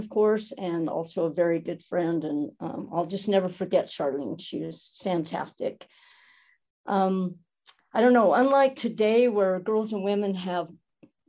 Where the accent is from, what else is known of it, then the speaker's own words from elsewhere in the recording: Helper, Utah, United States; also born or lived in Moab, Utah / Logan, Utah; I was born in a small town called Helper in Utah, in Carbon County, a small coal mining town. Proud of it. Still love going back there to visit. It's a great place to have grown up